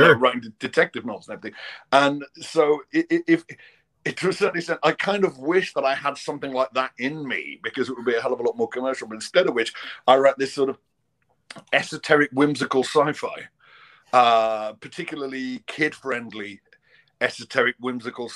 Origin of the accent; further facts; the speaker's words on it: Liverpool, North West England, United Kingdom; now in London, United Kingdom; I'm from, born and raised in Liverpool. And I currently live in London. I'm kind of ethnically Scottish